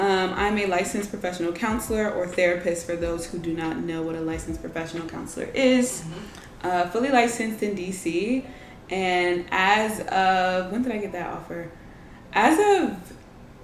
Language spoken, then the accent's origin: English; Nigeria; I'm Nigerian, we're Nigerian